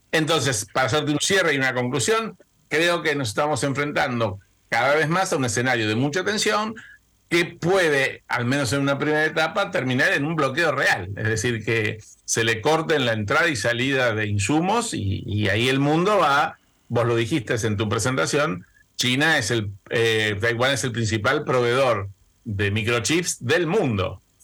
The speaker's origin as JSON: {"language": "Spanish", "country": "Argentina"}